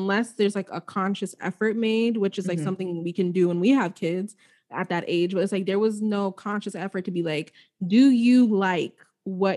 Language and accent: English; Nigeria; I'm Nigerian, I'm a daughter